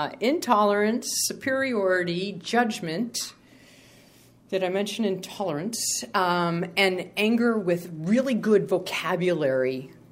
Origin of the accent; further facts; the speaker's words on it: Sacramento, California, United States; I'm from Sacramento